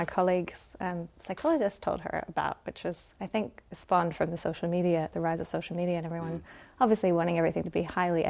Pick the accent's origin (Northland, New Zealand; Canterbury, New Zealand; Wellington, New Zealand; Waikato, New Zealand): Northland, New Zealand; Kaukaua; also born or lived in Hawaii, United States / Barbados; I was born in Kaukaua, in the far north of Aotearoa. And then when I was 8 months old, my parents moved to Hawaii. So I spent the first 5 years in Hawaii and then moved to Barbados for a really quick stint